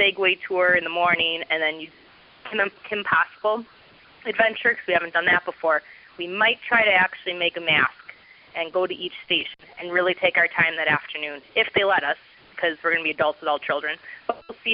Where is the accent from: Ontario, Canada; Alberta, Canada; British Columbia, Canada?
Alberta, Canada; I'm from Alberta, Canada, so I'm one of your listeners from the north.